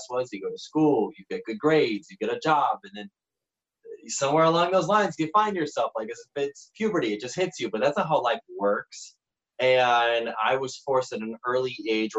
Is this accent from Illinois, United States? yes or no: yes; Chicago, Illinois, United States; moved away as an adult; also born or lived in St. George, Utah; I'm originally from the Chicagoland area.